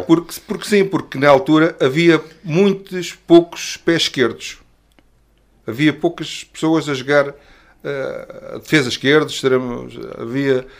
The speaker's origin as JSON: {"language": "Portuguese", "area": "Azeres", "region": "Lisbon", "country": "Portugal", "tie": "born or raised there", "said": "somos da mesma, da mesma aldeia, da Azeres, já a conhecia desde, desde a escola"}